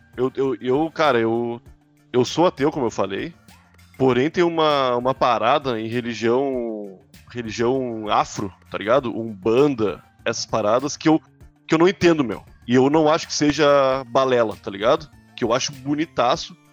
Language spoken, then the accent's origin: Portuguese; Rio Grande do Sul, Brazil; eu sou gaúcho